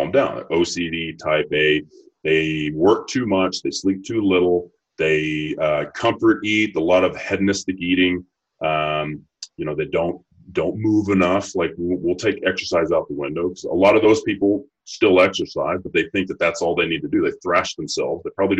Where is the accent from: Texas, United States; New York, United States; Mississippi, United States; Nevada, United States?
Texas, United States; I'm from Texas